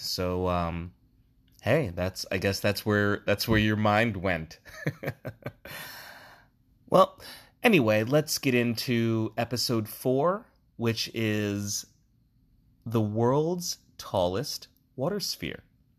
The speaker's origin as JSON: {"language": "English", "town": "Newark", "region": "New Jersey", "country": "United States", "tie": "born or raised there", "said": "I grew up in Essex County, Newark specifically, Newark, New Jersey, and Union is kind of a hop, skip, and a jump away."}